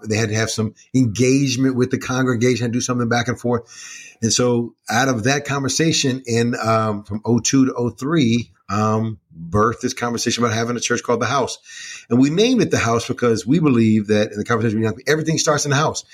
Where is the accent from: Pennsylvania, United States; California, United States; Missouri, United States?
Missouri, United States; Kansas City; now in Chicago, United States; Born and raised in Kansas City, Missouri